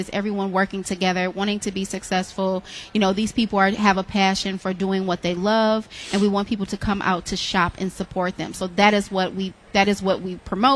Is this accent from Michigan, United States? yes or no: yes; Detroit, Michigan, United States; I'm born and raised in Detroit